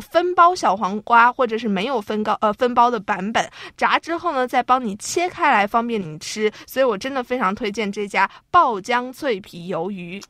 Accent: China; now in Taiwan; 我是大陆人嘛

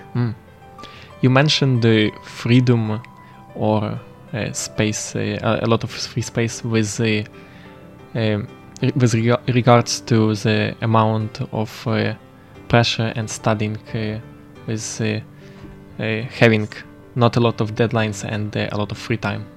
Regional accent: Western Ukraine, Ukraine; moved away as an adult; now in Taiwan; I'm from Western Ukraine

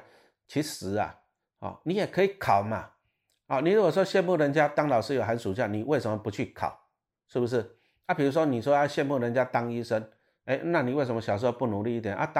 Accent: Taiwan; 我们台湾人很喜欢仇富，其实这个我不喜欢。

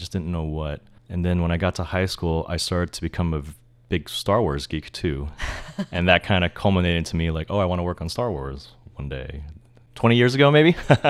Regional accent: San Francisco, California, United States; also born or lived in San Bruno; So I actually grew up in Japantown, like till I was 2 or 3, and then we moved just a little south of San Francisco into like San Bruno, one of the suburbs.

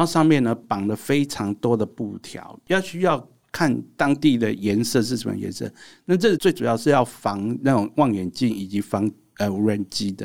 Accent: Taiwan; 我们台湾人要对自己有信心

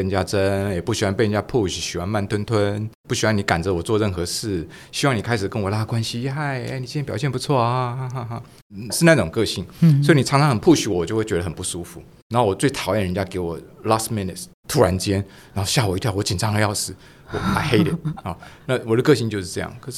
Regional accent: Taichung, Taiwan; 我是台中人，我在台中长大。

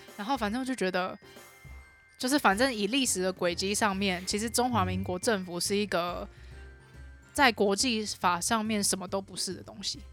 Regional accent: Taiwan; 我们不是中国人，我们是台湾人

